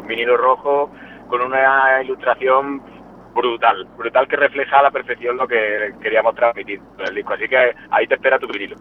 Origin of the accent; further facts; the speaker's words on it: Jaén, Andalusia, Spain; moved away as an adult; now in Madrid, Spain; Somos cordobeses. Bueno, yo en concreto de Jaén.